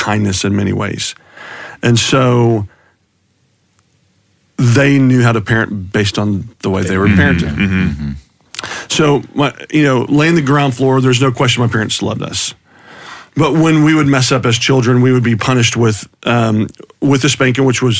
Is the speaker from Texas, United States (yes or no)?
yes; Houston, Texas, United States; I was raised in Houston by two parents that genuinely loved us kiddos